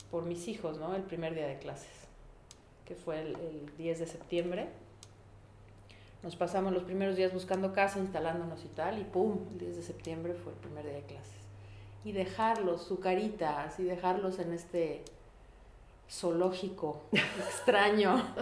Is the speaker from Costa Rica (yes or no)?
no; Mexico City, Mexico; moved away as an adult; vengo de la Ciudad de México, en donde que somos 23 millones de personas, y vivo hoy en un pueblo de 10 mil.